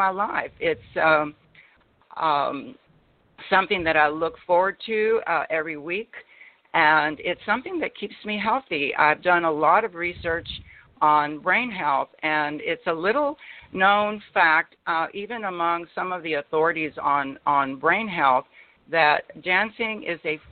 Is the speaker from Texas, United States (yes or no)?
yes; Laredo, Texas, United States; I was born in Laredo, Texas, and at the time it was one of the poorest cities in the United States